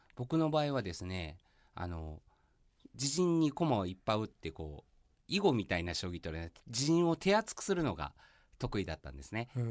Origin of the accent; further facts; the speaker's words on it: Fukuyama, Hiroshima, Japan; 地元の福山